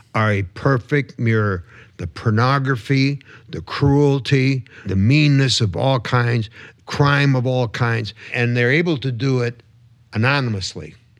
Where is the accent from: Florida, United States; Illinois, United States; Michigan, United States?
Michigan, United States; Detroit; growing up in the, in the suburbs of Detroit.